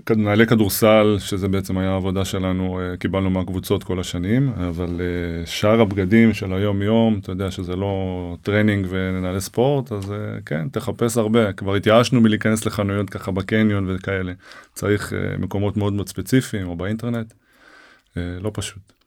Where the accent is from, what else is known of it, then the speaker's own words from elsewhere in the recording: Ra'anana, Central District, Israel; also born or lived in Herzliya; אבא שלי היה מעורב מאוד במחלקת הנוער במכבי רעננה, אה, איפה שגדלתי